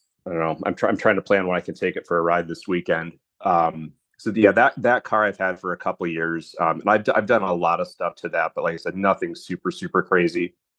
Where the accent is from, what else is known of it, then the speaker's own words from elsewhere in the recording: Bellaire, Michigan, United States; I grew up in Bel Air, which is like about an hour away from Traverse City. So Traverse City is like the closest big city.